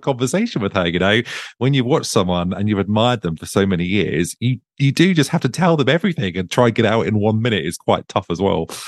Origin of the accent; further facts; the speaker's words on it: Suffolk, East of England, United Kingdom; moved away as an adult; now in Brighton, United Kingdom; I'm originally from Suffolk and um, me and my husband moved here last November